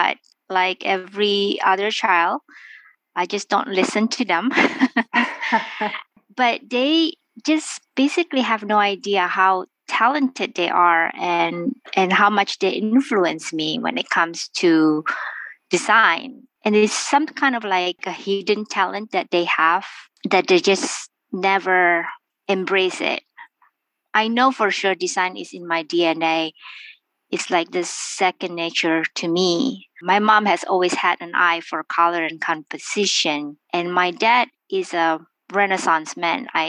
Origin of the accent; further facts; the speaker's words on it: Makassar, South Sulawesi, Indonesia; moved away as an adult; also born or lived in Seattle, Washington / Savannah, Georgia; now in New York, United States; I was born in Makassar on the island of Sulawesi in Indonesia. I came to United States in 1994 for college